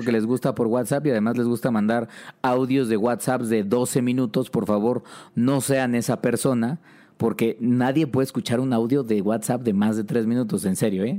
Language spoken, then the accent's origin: Spanish; Mexico; como sociedad mexicana